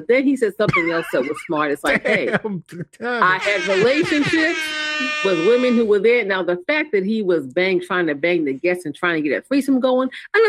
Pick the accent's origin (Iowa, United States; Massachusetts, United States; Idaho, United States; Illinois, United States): Massachusetts, United States; Boston; I'm from Boston.